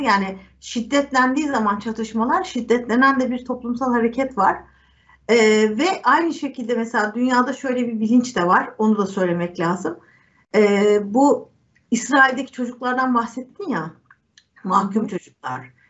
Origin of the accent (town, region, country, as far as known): Turkey